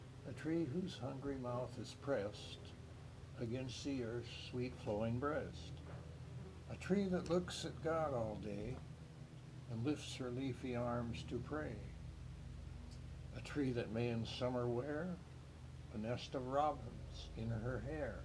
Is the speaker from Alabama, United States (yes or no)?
no; Spokane, Washington, United States; moved away as an adult; also born or lived in Lincoln, Nebraska; I grew up in Spokane, and then after graduating from college and marrying, the wife and I went down to Lincoln